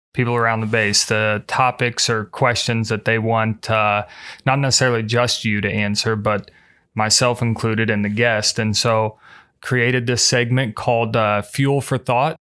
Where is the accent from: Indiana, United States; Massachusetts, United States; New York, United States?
Indiana, United States; Muncie; I'm, I'm originally from Indiana